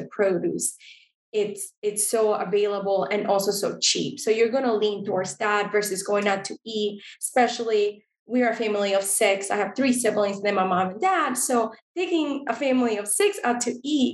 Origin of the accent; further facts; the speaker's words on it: Costa Rica; now in United States; growing up in Costa Rica